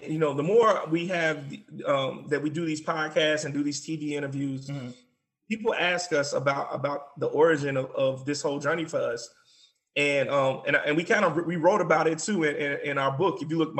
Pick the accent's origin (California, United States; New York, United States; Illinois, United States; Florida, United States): Illinois, United States; Chicago; our mother, though we were born and raised in Chicago, our mother would take us to the Bahamas every year.